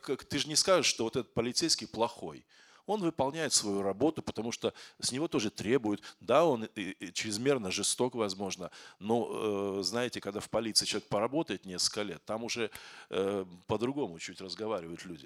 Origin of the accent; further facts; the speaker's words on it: Kazakhstan; moved away as an adult; now in Moscow, Russia; Я из Казахстана, но я в Москве живу 28, 20, 25 или 27 лет